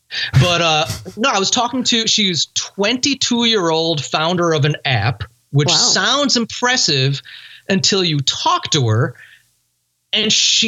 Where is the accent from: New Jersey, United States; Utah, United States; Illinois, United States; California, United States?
Illinois, United States; Chicago; I was born and raised in Chicago.